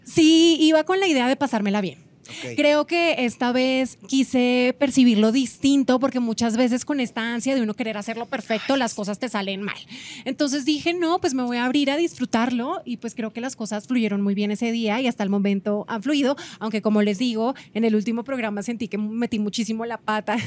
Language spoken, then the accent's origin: Spanish; Colombia; moved away as an adult; now in Mexico; somos colombianos, vivimos aquí con mi esposo hace 10 años en México